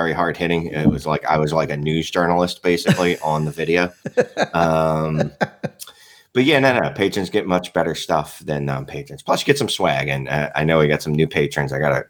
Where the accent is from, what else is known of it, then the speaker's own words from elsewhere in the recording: Philadelphia, Pennsylvania, United States; I'm from Philadelphia.